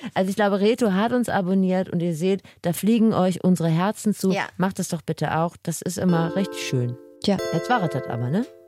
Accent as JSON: {"language": "German", "town": "Wachtendonk", "region": "North Rhine-Westphalia", "country": "Germany", "tie": "born or raised there", "moved": "yes", "said": "den Ort rausgesucht, wo ich groß geworden bin. Mhm. Wachtendonk am linken Niederrhein"}